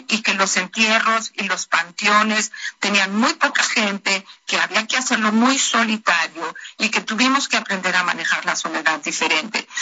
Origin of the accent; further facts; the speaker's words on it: Mexico; nosotros como mexicanos